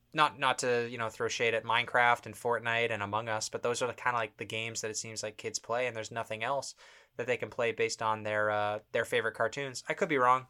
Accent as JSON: {"language": "English", "town": "Toronto", "region": "Ontario", "country": "Canada", "said": "We're from Toronto, Canada."}